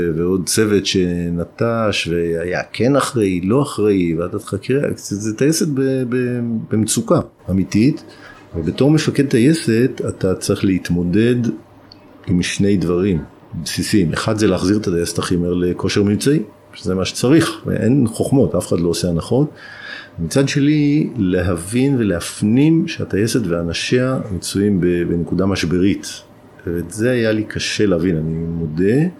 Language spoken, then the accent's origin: Hebrew; Alonim, Northern District, Israel; הזיכרונות שלי מילדות באלונים הם זיכרונות של ילדות מאוד מאוד טובה